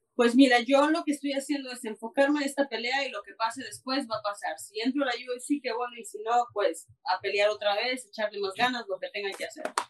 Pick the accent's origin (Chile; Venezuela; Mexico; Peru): Mexico; now in Canada; soy mexicana, vivo en Canadá, pero de corazón colorado